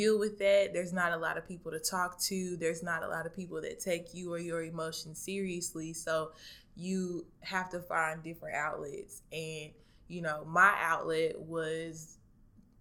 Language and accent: English; Dallas, Texas, United States; moved away; originally I'm from Dallas, Texas